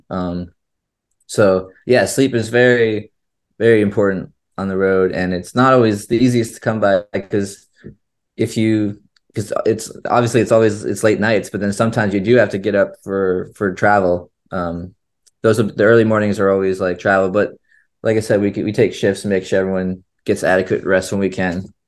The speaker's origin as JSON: {"language": "English", "town": "St. Petersburg", "region": "Florida", "country": "United States", "tie": "born or raised there", "also_born_or_lived": "Chicago, Illinois", "said": "I was born in Chicago, And when I was about three, um, and Kevin was about to be born, uh, our, so our parents originally moved down to Florida"}